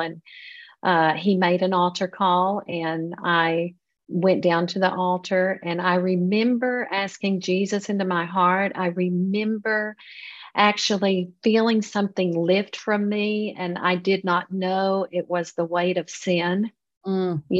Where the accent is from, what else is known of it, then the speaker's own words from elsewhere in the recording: Texas, United States; moved away as an adult; also born or lived in California; now in Italy; So I was born in California, but 3 days later, I was taken to Texas because I was adopted. So I was raised in a Christian home